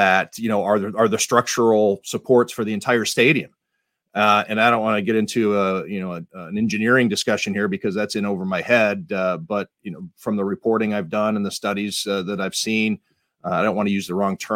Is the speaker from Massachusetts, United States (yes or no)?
no; Ohio, United States; Ohio, for instance, my home state